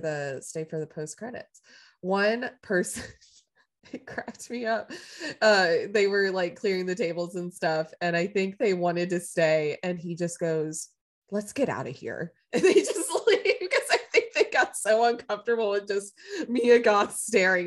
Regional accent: the South, United States; I grew up in the South

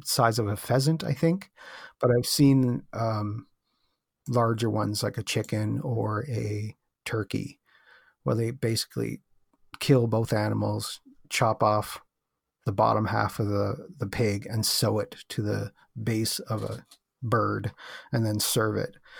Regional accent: Canada; I'm from Canada

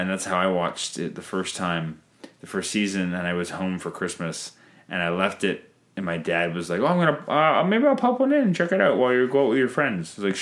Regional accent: near St. Catharines, Ontario, Canada; we grew up near St. Catharines.

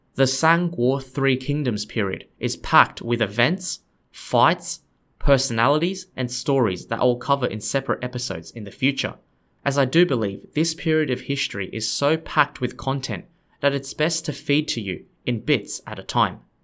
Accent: Australia; I'm an Australian guy

